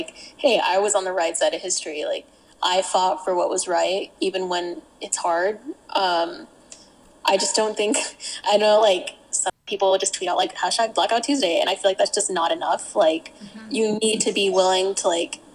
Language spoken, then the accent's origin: English; the South, United States; We're from the South